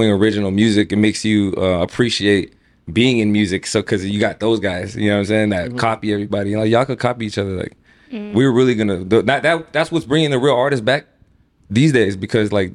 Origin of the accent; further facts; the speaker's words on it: Pasadena, California, United States; I grew up in Pasadena